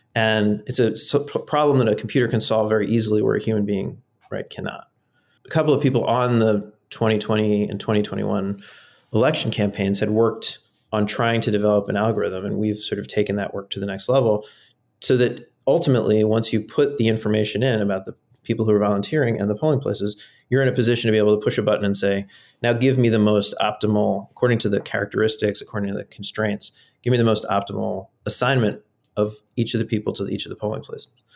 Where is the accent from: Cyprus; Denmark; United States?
United States; St. Louis, Missouri; moved away as an adult; also born or lived in Turkey; now in Maryland, United States; I, I grew up actually in Saint Louis, Missouri